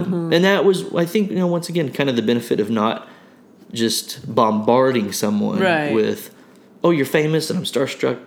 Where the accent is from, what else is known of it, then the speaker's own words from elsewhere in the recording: Broken Arrow, Oklahoma, United States; we're from Broken Arrow